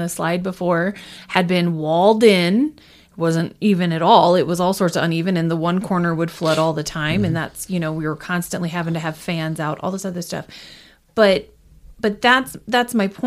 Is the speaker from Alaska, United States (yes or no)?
yes; Alaska, United States; I'm born and raised in Alaska.